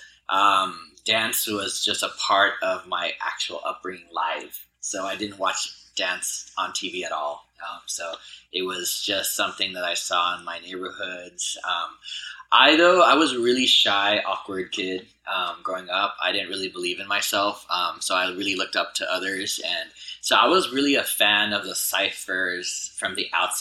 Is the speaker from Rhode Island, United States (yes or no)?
no; Los Angeles, California, United States; I grew up in Harbor City, so I'm from the South Bay here